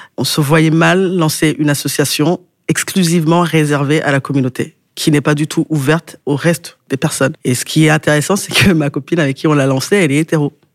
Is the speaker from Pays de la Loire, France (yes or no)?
no; Quimper, Brittany, France; je viens de Quimper